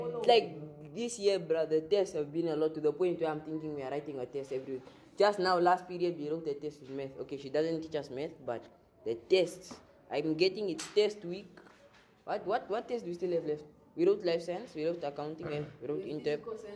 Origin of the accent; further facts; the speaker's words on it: Johannesburg, Gauteng, South Africa; I come from Auckland Park.